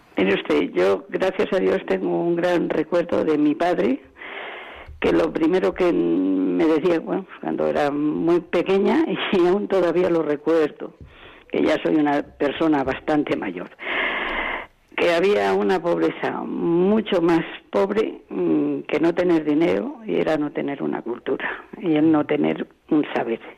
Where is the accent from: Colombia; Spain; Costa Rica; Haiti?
Spain; Segovia, Castile and León; also born or lived in Madrid; soy de un pueblecito de Segovia